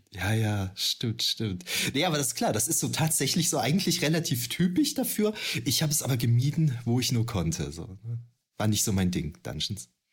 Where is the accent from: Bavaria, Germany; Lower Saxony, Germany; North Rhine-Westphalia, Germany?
North Rhine-Westphalia, Germany; Düren; ich komme ja ursprünglich aus Düren, in der äh, Gegend von Düren